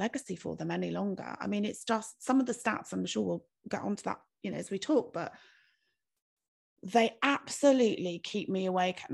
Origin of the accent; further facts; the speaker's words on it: United Kingdom; we're British